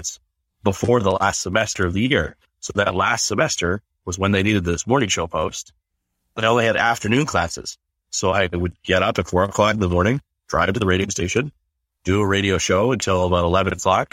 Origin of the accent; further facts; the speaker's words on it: northern British Columbia, Canada; moved away as an adult; also born or lived in Calgary, Alberta; now in Whitby, Canada; I grew up in a small town in northern British Columbia. We had 4,500 people in my hometown